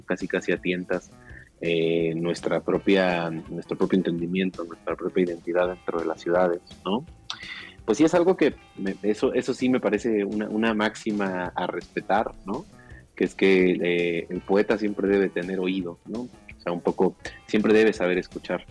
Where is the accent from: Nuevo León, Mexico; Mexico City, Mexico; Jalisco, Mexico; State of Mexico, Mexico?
Mexico City, Mexico; las afueras, la periferia del, Distrito Federal, que es de donde yo vengo, ¿no? La, el Ajusco, las faldas del Ajusco